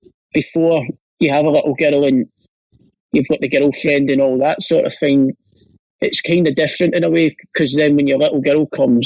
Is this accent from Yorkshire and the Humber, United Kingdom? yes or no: no; Glasgow, Scotland, United Kingdom; born there; But because I wasn't very well, I got rushed into Glasgow, and I was born in Glasgow as it is